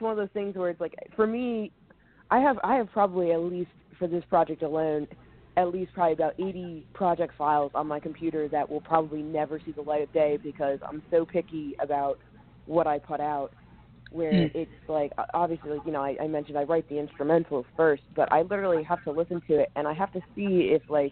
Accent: Red Bank, New Jersey, United States; moved away; also born or lived in Philadelphia, Pennsylvania; I grew up in Jersey, and I would come down here to the city

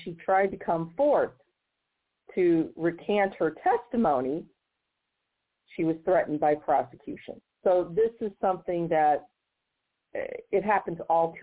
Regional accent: Missouri, United States; my home state of Missouri

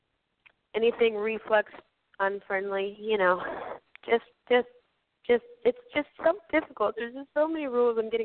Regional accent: Georgia, United States; I'm from the South

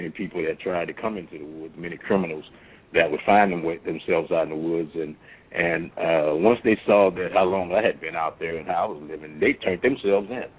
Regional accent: New Orleans, Louisiana, United States; moved away as an adult; I was born and raised in New Orleans

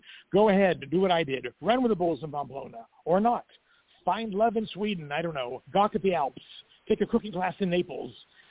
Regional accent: Greece; now in Mexico; To begin with, you know, I'm from Greece, and, you know, I reside in Mexico.

